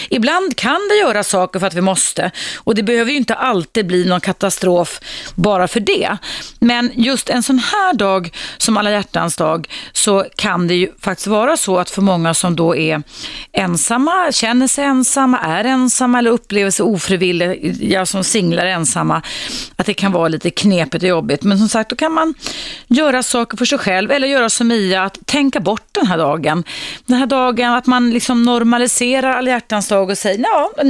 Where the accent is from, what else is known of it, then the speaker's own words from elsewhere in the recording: Morocco; Swedish is a second language; now in Sweden; Ja, jag är född i Marocko.